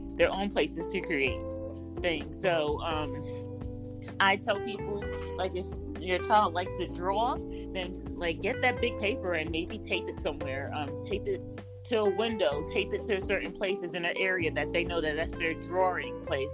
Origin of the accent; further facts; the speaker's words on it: New York City, New York, United States; I'm from New York City